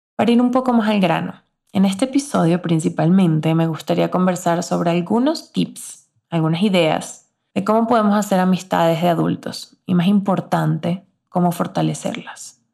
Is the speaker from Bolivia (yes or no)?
no; Barquisimeto, Lara, Venezuela; moved away as an adult; also born or lived in Caracas / Spain; now in Mexico; De mis amigas con las que crecí en Barquisimeto, en mi ciudad natal